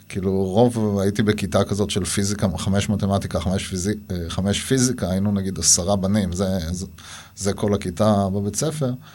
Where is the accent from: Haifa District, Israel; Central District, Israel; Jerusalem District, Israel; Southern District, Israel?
Southern District, Israel; Nirim; נולדתי בנירים, אני דור שלישי שם